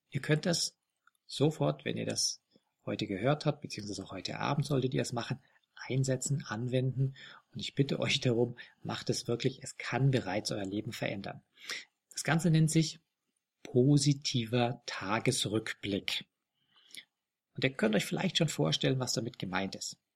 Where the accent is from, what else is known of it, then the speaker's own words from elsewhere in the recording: Bavaria, Germany; die gibt's nicht nur hier in Bayern, wo ich herkomme, wo ich war